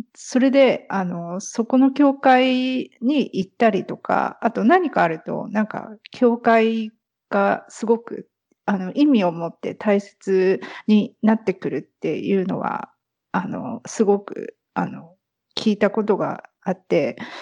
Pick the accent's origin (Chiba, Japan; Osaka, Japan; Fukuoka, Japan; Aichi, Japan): Chiba, Japan; near Narita; moved away; 千葉県の方です。